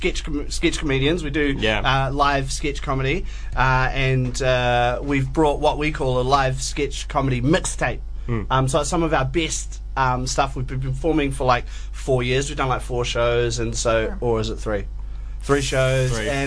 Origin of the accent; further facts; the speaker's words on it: Christchurch, Canterbury, New Zealand; I'm from Christchurch